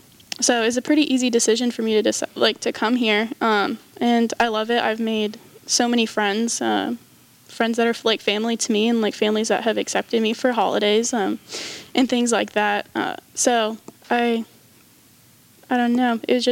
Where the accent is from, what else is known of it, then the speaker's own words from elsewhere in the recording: Northern California, United States; moved away as an adult; now in Huntington, United States; I'm from Northern California, but it doesn't snow where I'm from.